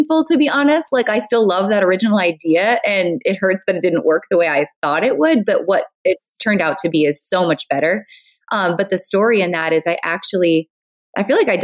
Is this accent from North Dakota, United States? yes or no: yes; North Dakota, United States; I'm originally from North Dakota. And as you can imagine, North Dakota is not exactly the fashion mecca of the world. Although I grew up loving fashion and I loved boutiques, and we really didn't have much for boutiques when I was growing up.